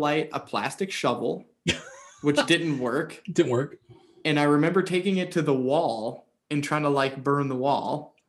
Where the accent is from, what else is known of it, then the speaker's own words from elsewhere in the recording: Alaska, United States; I was born in Alaska. So I lived in Alaska and from a young age.